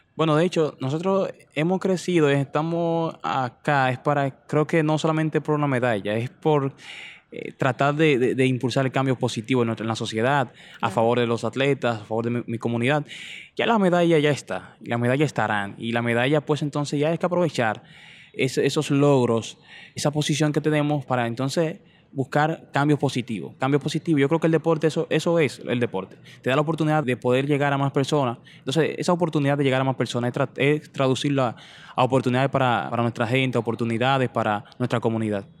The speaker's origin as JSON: {"language": "Spanish", "country": "Dominican Republic", "tie": "born or raised there", "said": "yo nací, me crié en y me terminé de criar, diría que en, La Flores, barrio La Flores, en Vallaguana"}